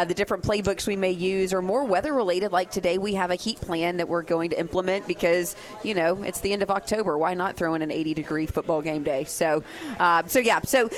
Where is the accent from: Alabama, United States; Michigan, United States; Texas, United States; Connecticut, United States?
Texas, United States; Fort Worth; Because I was born in Fort Worth.